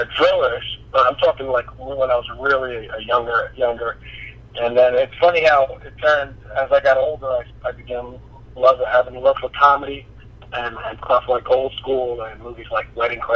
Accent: Jersey City, New Jersey, United States; I'm from Jersey City, New Jersey

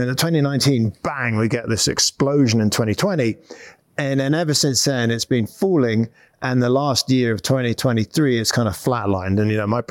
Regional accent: United Kingdom; moved away as an adult; now in United States; I'm British. Well, guess we're both British. We're both Brits in America. I came over to Stanford University about 20 years ago in 2004.

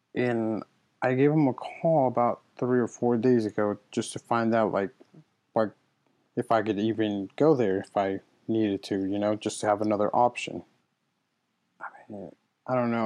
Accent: United States; also born or lived in Mexico; I've lived here my entire life. I've I mean, I did everything that everyone goes through in middle school, high school, college. So I mean, I'm I'm I'm as American as the next person

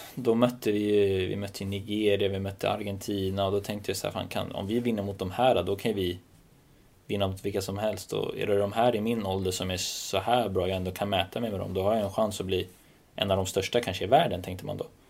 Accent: Stockholm, Stockholm County, Sweden; Jag är från södra Stockholm, verkligen.

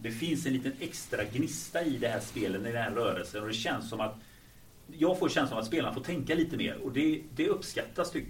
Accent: Gothenburg, Västra Götaland, Sweden; jag var från Göteborg också.

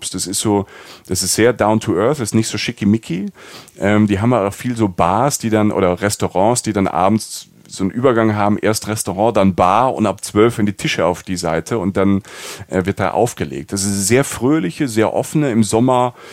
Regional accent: Rhineland-Palatinate, Germany; Also wie, also ich bin Pfälzer, heißt Bled.

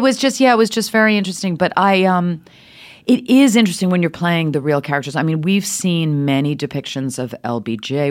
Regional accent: New York City, New York, United States; also born or lived in Switzerland; Speaking with this accent my whole life, grew up in New York City

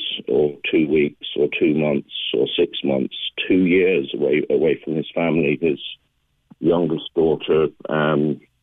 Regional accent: Ireland; We're being bullied as a nation, and you know, we're a member of the European Union

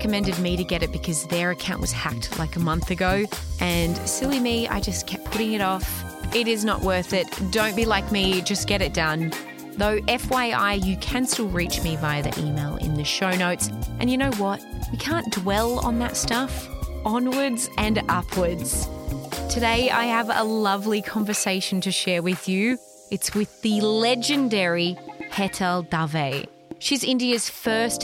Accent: Australia; I grew up in Australia.

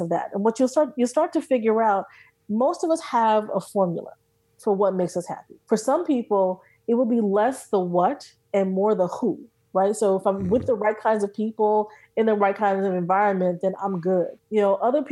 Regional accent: New Jersey, United States; I'm from Jersey

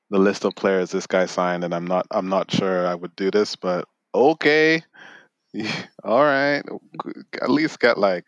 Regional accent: Nigeria; as a Nigerian

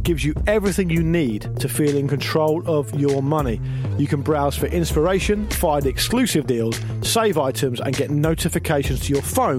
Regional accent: Gosport, South East England, United Kingdom; I grew up in Gosport.

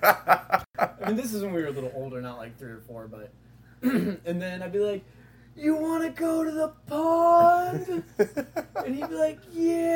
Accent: Joplin, Missouri, United States; I was born in Joplin, Missouri

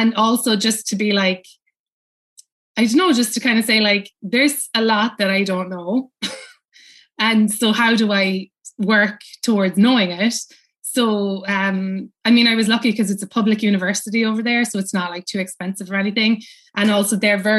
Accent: Cobh, Munster, Ireland; moved away as an adult; now in New York, United States; I grew up in Cove, you know, and which is where everybody, you know, famously left from

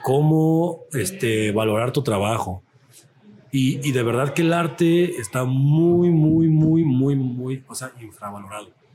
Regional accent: Mexico; nos identifica como mexicanos

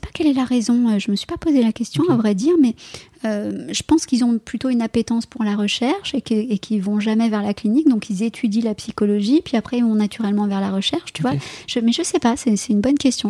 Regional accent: France; chez, moi, chez nous, en France

